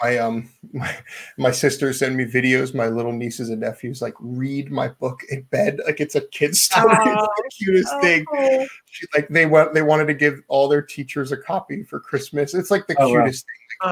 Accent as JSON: {"language": "English", "region": "Maryland", "country": "United States", "tie": "born or raised there", "said": "I grew up in Maryland where crab is king"}